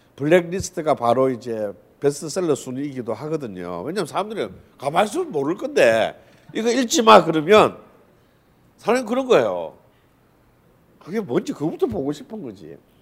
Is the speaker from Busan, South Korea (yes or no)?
yes; Busan, South Korea; 부산이 고향인 저로서는